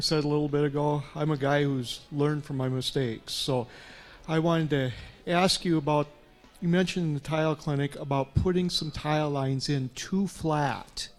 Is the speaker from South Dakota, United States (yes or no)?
yes; South Dakota, United States; from South Dakota